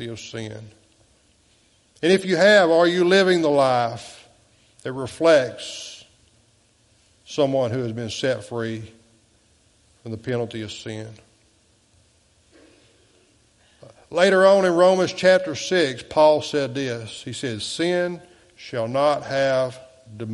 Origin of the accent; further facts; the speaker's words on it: United States; I'm an American.